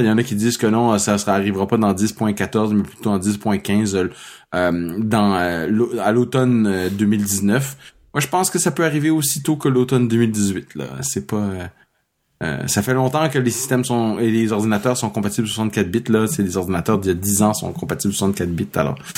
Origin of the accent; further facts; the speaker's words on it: Toronto, Ontario, Canada; je suis né à Toronto en 1969.